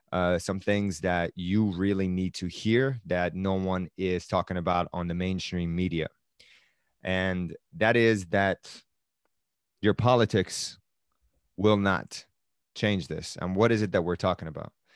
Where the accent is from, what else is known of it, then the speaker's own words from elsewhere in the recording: Tehran, Tehran Province, Iran; moved away; I am originally from Iran and I was born in Tehran.